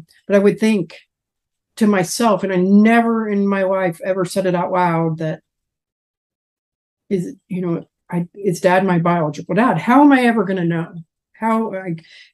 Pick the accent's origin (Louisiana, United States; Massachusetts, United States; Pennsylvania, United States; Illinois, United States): Illinois, United States; moved away as an adult; now in Evansville, United States; Right now, I'm located in Evansville, Indiana. I'm originally from Illinois. I lived there for 42 and a half years